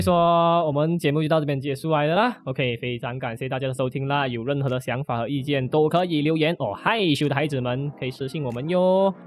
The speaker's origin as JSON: {"language": "Chinese", "country": "Malaysia", "said": "我是来自马来西亚。我就在马来西亚诞生的嘛"}